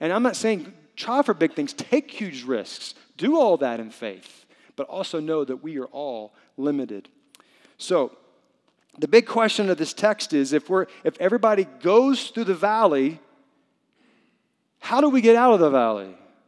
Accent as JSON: {"language": "English", "region": "the South", "country": "United States", "said": "I'm from the South. I speak English. I'm very white in a very brown culture."}